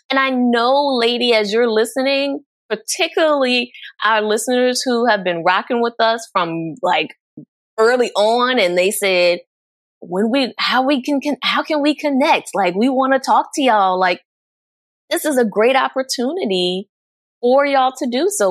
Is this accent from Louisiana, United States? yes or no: yes; New Orleans, Louisiana, United States; born or raised there